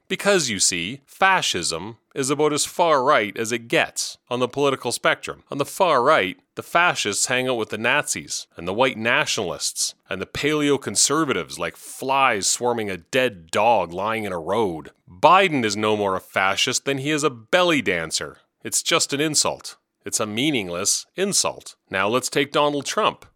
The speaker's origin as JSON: {"language": "English", "town": "Regina", "region": "Saskatchewan", "country": "Canada", "tie": "born or raised there", "moved": "yes", "said": "Though I left long ago, you may know that I was born and raised in Regina"}